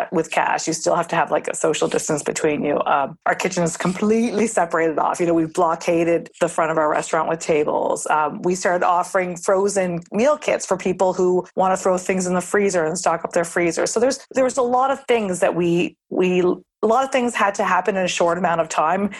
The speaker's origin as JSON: {"language": "English", "region": "Nova Scotia", "country": "Canada", "tie": "born or raised there", "moved": "yes", "lives_now": "New York City, United States", "said": "I'm born and raised in Nova Scotia, Canada"}